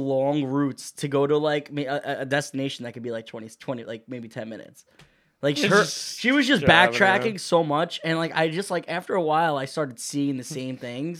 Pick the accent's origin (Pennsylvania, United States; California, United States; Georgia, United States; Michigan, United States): Georgia, United States; Yeah. I'm from Georgia.